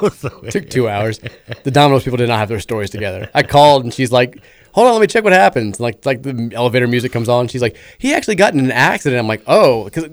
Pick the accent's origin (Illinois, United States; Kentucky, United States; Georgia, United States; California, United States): Kentucky, United States; Louisville; We're from Louisville.